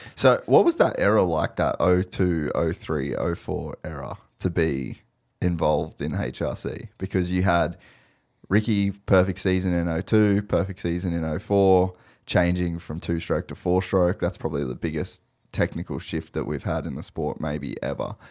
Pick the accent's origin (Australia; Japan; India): Australia; an Aussie kid